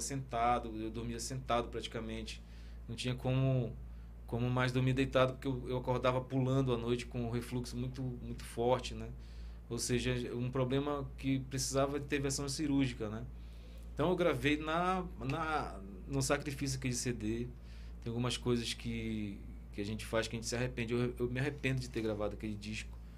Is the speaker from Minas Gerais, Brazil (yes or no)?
no; Parintins, Amazonas, Brazil; é a minha terra, né, cara? Parintins